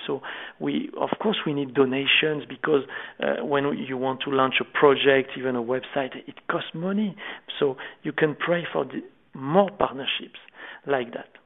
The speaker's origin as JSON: {"language": "English", "country": "France", "accent": "French", "second_language": "English", "said": "I don't feel French because not with my accent for sure"}